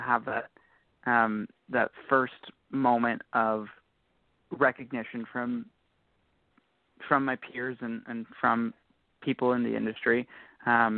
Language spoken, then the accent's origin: English; Ontario, Canada; we're all from Ontario